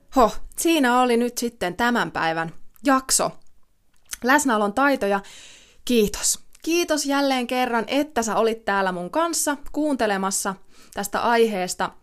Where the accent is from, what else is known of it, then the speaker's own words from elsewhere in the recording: Ilmajoki, South Ostrobothnia, Finland; mä oon kotosin Ilmajoelta, mä oon asunut siellä monta monta vuotta